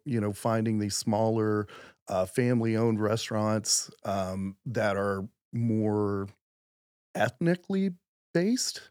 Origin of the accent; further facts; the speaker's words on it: Midland, Texas, United States; moved away as an adult; also born or lived in Houston, Texas; I'm originally from Midland, Texas